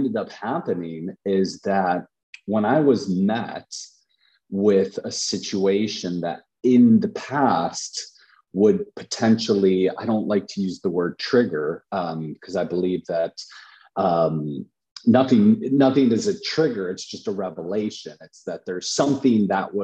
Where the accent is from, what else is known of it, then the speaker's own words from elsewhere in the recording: Chicago, Illinois, United States; I'm from Chicago, and Chicago is pretty dense and it's really high activity.